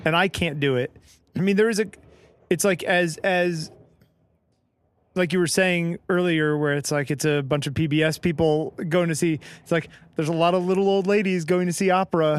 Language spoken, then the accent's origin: English; Connecticut, United States; moved away; also born or lived in Boston; I grew up in Connecticut